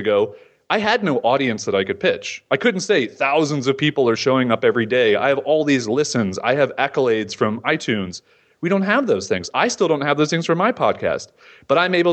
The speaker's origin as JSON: {"language": "English", "region": "Florida", "country": "United States", "said": "I'm a nobody from Florida who lives in a beach town"}